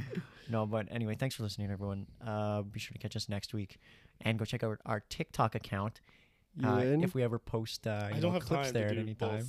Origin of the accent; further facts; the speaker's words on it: Fort Saskatchewan, Alberta, Canada; also born or lived in Stony Plain, Alberta / Edmonton; I lived around Edmonton my whole life. I grew up in Fort, but for the first few years of my life, I was in Stony Plains.